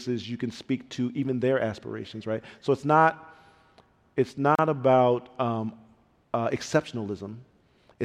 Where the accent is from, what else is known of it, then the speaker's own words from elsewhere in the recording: Pontiac, Michigan, United States; I grew up in Pontiac, Michigan, very rough town